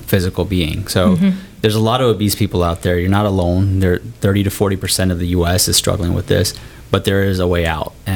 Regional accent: Cincinnati, Ohio, United States; moved away as an adult; also born or lived in Minnesota / Cleveland, Ohio; now in Texas, United States; So I grew up in Ohio. Cincinnati

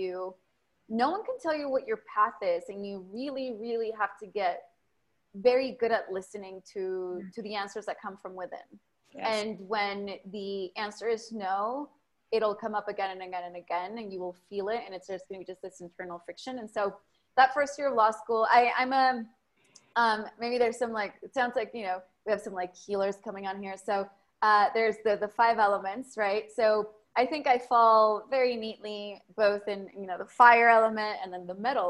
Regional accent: South Bay of California, United States; English is a second language; moved away as an adult; also born or lived in Berkeley, California / Austin, Texas; now in Mexico; when I was 9, moved over to the United States, grew up in South Bay of California

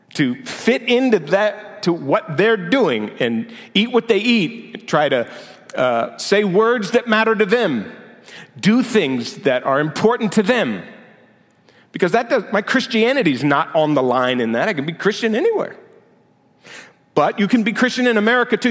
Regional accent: United States; my identity as American

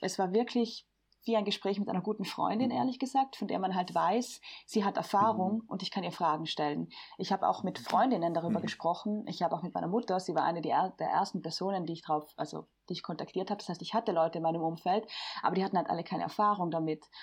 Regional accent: Bolzano, Trentino-Alto Adige, Italy; ich bin wie Lea aus Südtirol, ich komme aus Bozen

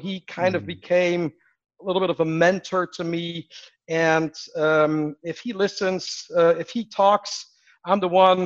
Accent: Netherlands; moved away; I'm from the Netherlands originally

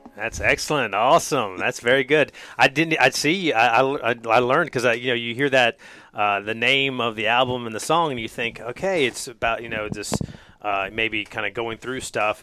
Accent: North Carolina, United States; growing up in North Carolina

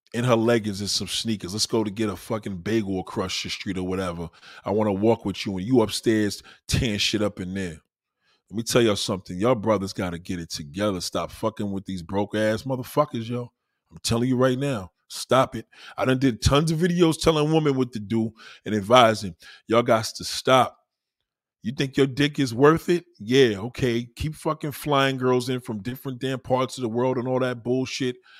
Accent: New York City, New York, United States; also born or lived in Brooklyn / Staten Island; I'm a New Yorker. I was born and raised here

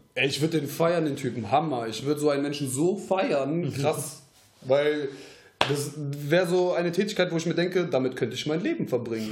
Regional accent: Troisdorf, North Rhine-Westphalia, Germany; wir kommen aus Troisdorf jetzt

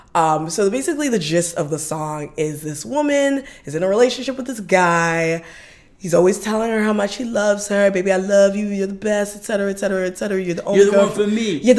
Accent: Los Angeles, California, United States; So, yes, I was raised in South Central

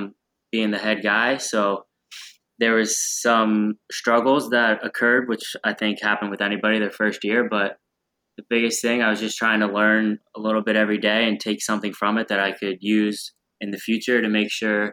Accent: Pennsylvania, United States; moved away; right by my hometown in PA

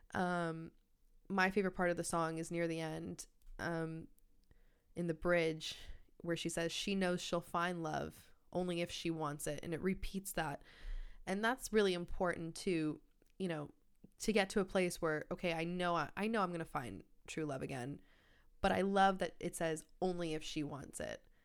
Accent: Canada; I'm from Canada

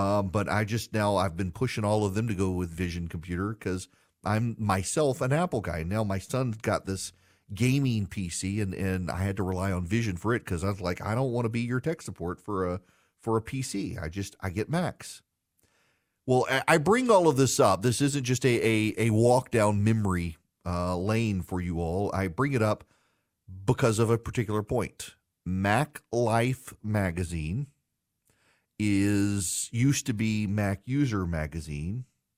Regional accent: Dubai, United Arab Emirates; I grew up, yes, in Dubai, Charlie. So when I was growing up in the Middle East, we were the only family in our school that did not have a computer.

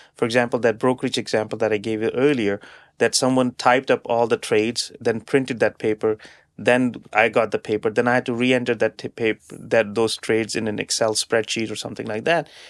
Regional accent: Canada; us as Canadian businesses and, and, and, and as Canadians

